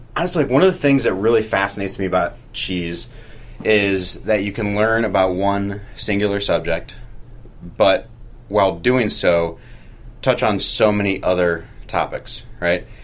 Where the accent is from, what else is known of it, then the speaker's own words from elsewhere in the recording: St. Louis, Missouri, United States; also born or lived in San Francisco / Oakland / Washington, D.C.; now in Greensboro, Vermont, United States; I grew up in St. Louis, I moved to San Francisco, uh, lived in Oakland, and then moved to D.C.